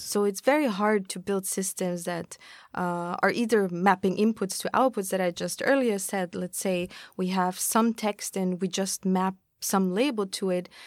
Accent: Austria; moved away as an adult; now in Tokyo, Japan; I'm from Austria. I've been in Tokyo for about four years now

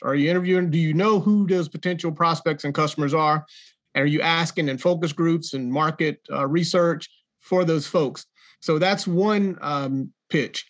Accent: Jacksonville, North Carolina, United States; accent: country; you probably tell by my accent, I'm a country boy from Jacksonville, North Carolina

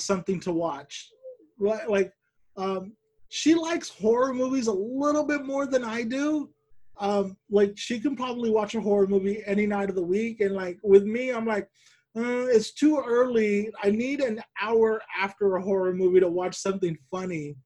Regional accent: Bakersfield, California, United States; my hometown Bakersfield.

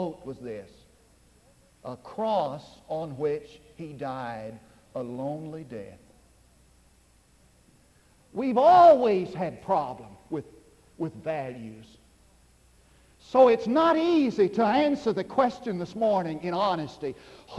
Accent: Munday, Texas, United States; now in Durant, United States; I went back to my hometown

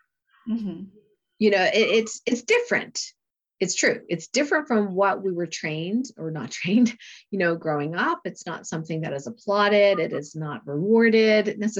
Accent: Canada; moved away as an adult; also born or lived in Lake Placid, New York; when I moved to Lake Placid from Canada

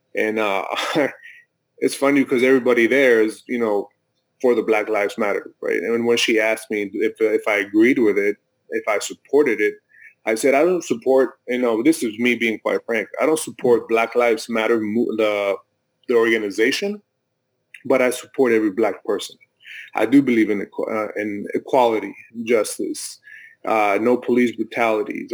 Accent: Mexico; now in United States; I'm I'm from Mexico. I was born in Mexico

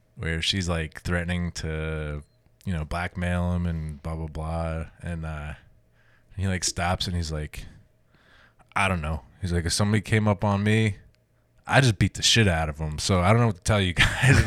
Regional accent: New Jersey, United States; moved away as an adult; also born or lived in Columbus, Ohio; I grew up in New Jersey, so we had Rutgers

